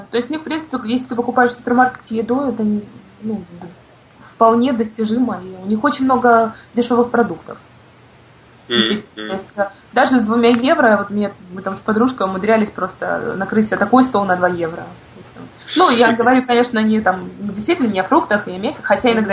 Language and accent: Russian; Crimea, Ukraine; потому что все-таки я крымчанка, и я каждый год езжу на джаз-фестиваль.